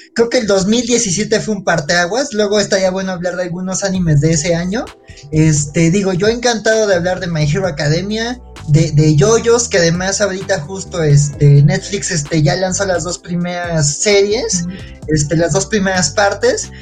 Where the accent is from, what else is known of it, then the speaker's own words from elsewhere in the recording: Mexico City, Mexico; Yo que soy de la Ciudad de México